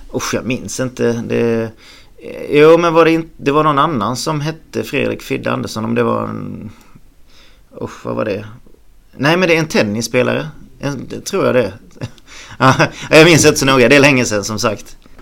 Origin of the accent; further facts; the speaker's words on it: Halmstad, Halland County, Sweden; jag föddes en bit utanför Halmstad eh, på en gård där och sen när, när morsan och farsan skildes så flyttade jag egentligen med morsan in till stan först och sen köpte, köpte vi ett hus i Snöstorp